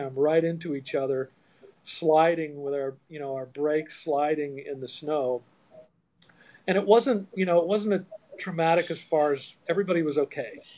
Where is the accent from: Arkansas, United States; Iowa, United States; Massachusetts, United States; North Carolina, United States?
Iowa, United States; I grew up in Iowa